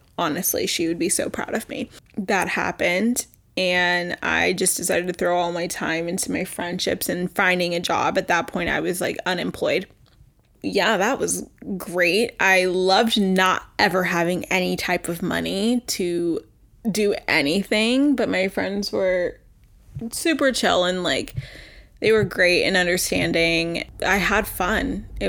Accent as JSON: {"language": "English", "region": "Texas", "country": "United States", "lives_now": "New York, United States", "said": "So I live in New York. I came from Texas, and yeah, that's about it."}